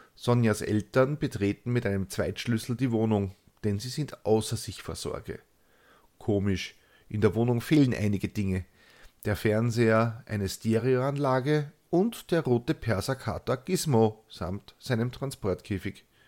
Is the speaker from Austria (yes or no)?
yes; Austria; accent: Austrian dialect; die dürften als einzige außerhalb Österreichs die gelegentlichen Ausbrüche in meinem eingeborenen Dialekt verstehen